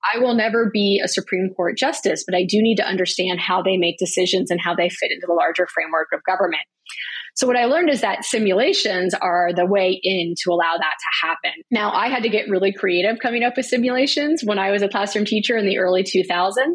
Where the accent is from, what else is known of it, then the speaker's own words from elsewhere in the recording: Broward County, Florida, United States; I grew up in Broward County, Florida